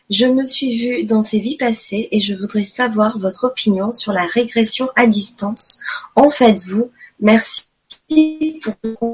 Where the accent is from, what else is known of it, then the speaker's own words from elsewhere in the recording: Quebec, Canada; J'aimerais beaucoup euh, vous voir, mais j'ai pas d'argent, merci. Je suis québécoise.